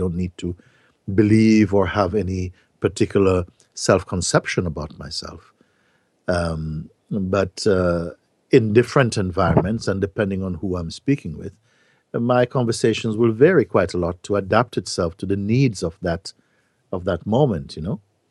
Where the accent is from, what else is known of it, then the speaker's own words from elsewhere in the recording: Jamaica; now in Portugal; yes, I am this Jamaican guy living in Portugal, having these satsang gatherings or whatever.